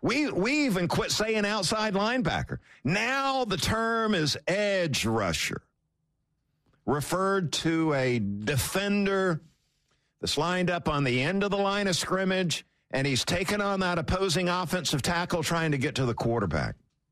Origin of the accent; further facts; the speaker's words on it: South Georgia, United States; growing up in South Georgia